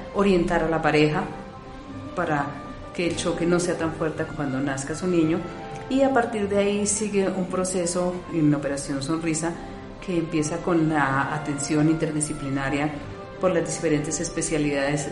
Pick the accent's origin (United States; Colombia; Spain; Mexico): Colombia; como colombianos inquietos que somos